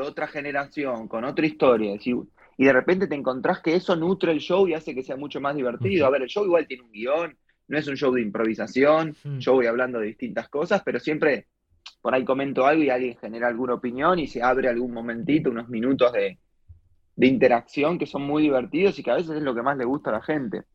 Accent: Argentina; soy argentino

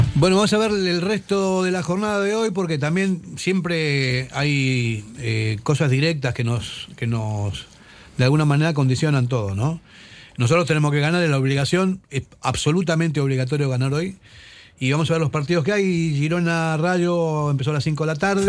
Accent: Argentina; moved away; Yo como, como argentino

